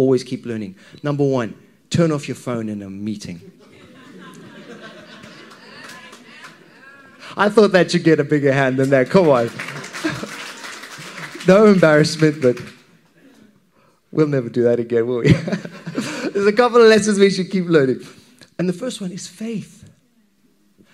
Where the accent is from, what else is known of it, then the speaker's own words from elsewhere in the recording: Zimbabwe; when I was a wee kid, growing up in Zimbabwe